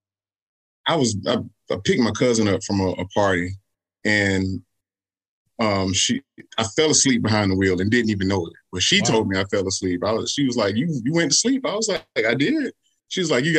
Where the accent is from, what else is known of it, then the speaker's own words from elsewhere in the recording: Columbia, South Carolina, United States; I'm born and raised in Columbia, South Carolina, still living here.